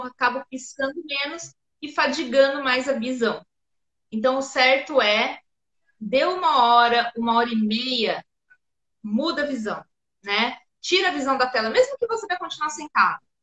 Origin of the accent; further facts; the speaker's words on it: São Paulo, Brazil; eu sou de São Paulo